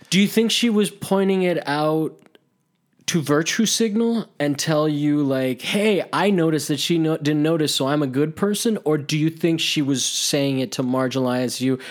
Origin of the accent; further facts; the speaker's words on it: Italy; moved away; also born or lived in Miami; I grew up in Italy, and I grew up with, like, monuments to fascism